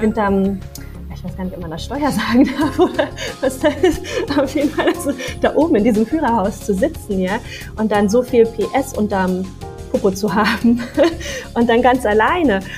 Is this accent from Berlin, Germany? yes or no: yes; Berlin, Germany; ich bin ja auch ein Großstadtmädchen, ich komme ja aus Berlin